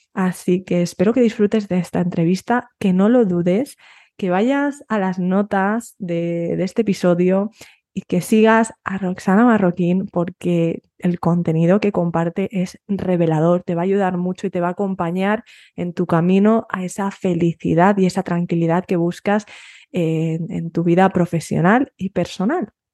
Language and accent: Spanish; Spain; moved away as an adult; fui pronto de, mi pueblo y yo quería huir de España. Y es lo que hice, a los 18 huí de España